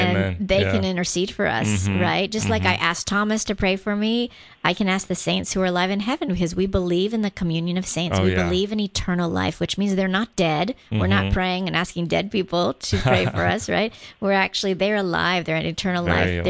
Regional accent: Guam; now in Atlanta, United States; I grew up on Guam because I talk about it because it's where I'm from

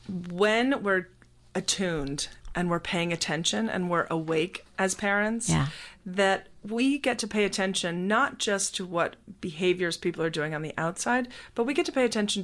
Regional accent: Scotland, United Kingdom; now in United States; I come from a British background. I was born in Scotland and was raised there until we moved to the United States.

